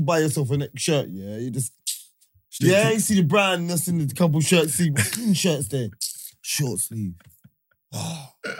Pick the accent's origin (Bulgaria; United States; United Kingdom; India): United Kingdom; London; Because I was from Holloway Boys, yeah?